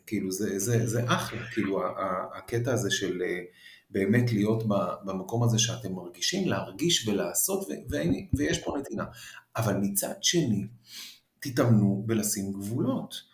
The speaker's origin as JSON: {"language": "Hebrew", "country": "Israel", "tie": "born or raised there", "also_born_or_lived": "Paris, France", "said": "חזרנו כאילו מ, משליחות ב, בפריז, אז, אה, אז הייתי ילד כזה שהוא לא, לא רגיל להיות בארץ וכל זה, כאילו נולדתי בארץ ואז נסענו לחמש שנים וחזרתי"}